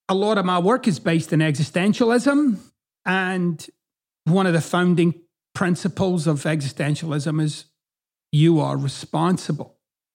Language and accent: English; Scotland, United Kingdom; accent: Scottish; now in United States; Like, my accent doesn't really fit in Scotland and it doesn't really fit here in the United States.